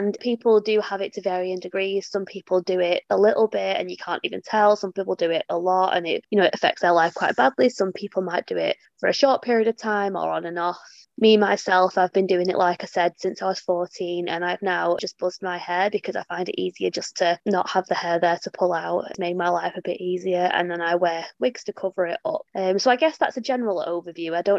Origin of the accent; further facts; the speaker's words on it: England, United Kingdom; You can probably tell by my accent. I'm from England